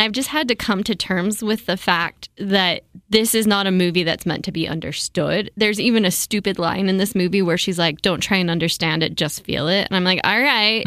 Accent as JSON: {"language": "English", "town": "Provo", "region": "Utah", "country": "United States", "tie": "born or raised there", "said": "I grew up in Provo, Utah"}